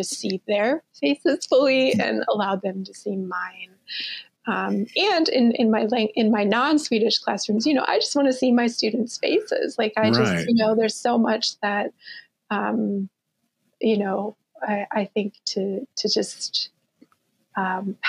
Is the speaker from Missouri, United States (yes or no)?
no; Eagan, Minnesota, United States; also born or lived in Mankato, Minnesota; I was born there, and when I was about two, my family moved to Eagan, Minnesota